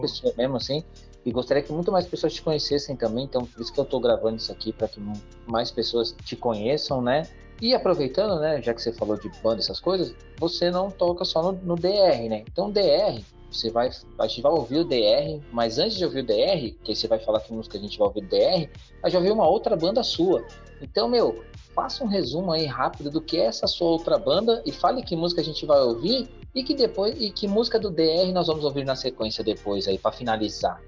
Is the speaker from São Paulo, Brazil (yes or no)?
yes; São Paulo, Brazil; sou do Jardim São Luís, do Capão